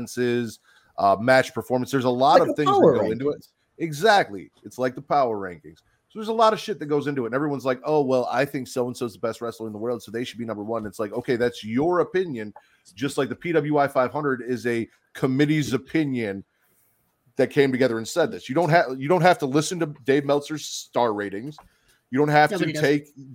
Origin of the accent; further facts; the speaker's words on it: South Holland, Illinois, United States; also born or lived in Chicago / Hoffman Estates / Elgin; now in Lake Zurich, United States; I grew up in South Holland